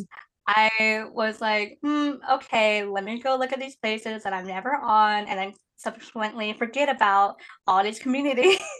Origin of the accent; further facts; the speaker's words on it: Indiana, United States; moved away as an adult; also born or lived in Guiyang, Guizhou, China; now in Seattle, United States; technically I grew up in Indiana